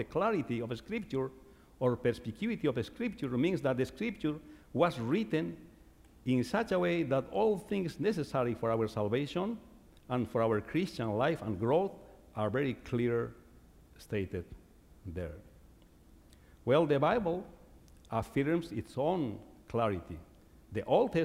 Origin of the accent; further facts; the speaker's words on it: Bolivia; first language Quechua; English is a second language; moved away; I was growing up in Bolivia, I was probably 9 years old